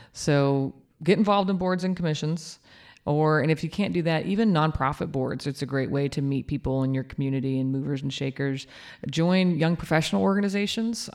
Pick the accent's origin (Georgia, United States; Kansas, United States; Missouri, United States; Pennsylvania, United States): Kansas, United States; now in Norman, United States; I'm from Kansas.